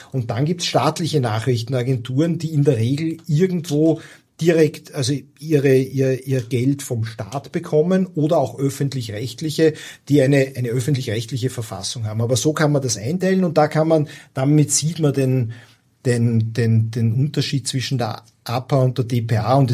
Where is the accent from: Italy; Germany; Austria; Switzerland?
Austria; Also als als Österreicher fährst du ja, wirst du ja im Urlaub sozialisiert in diesen oberitalienischen Badeorten.